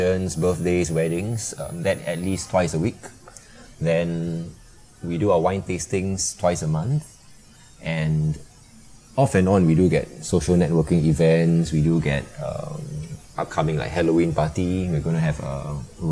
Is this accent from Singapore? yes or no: yes; Singapore; Grew up in Singapore, never lived abroad